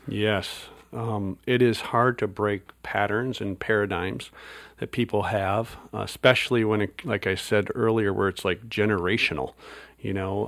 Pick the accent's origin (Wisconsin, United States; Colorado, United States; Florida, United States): Wisconsin, United States; moved away; I grew up in Wisconsin